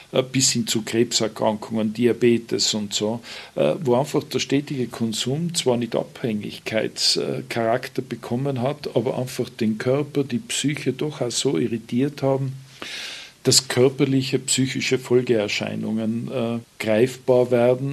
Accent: Tyrol, Austria

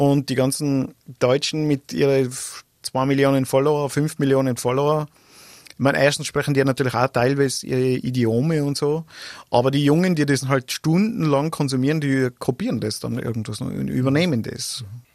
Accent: Grins, Tyrol, Austria; ich komm aus Grinz bei Landeck, also Oberland

